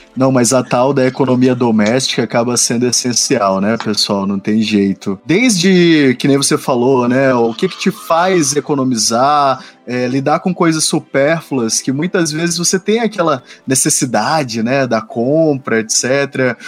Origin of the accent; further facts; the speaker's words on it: Maranhão, Brazil; now in São Paulo, Brazil; Lá no Nordeste, né? Lá do Maranhão, de onde eu venho